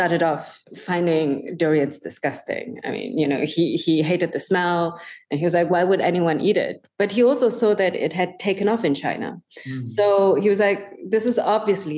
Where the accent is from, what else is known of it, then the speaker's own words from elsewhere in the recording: Germany; now in Singapore; I grew up in Germany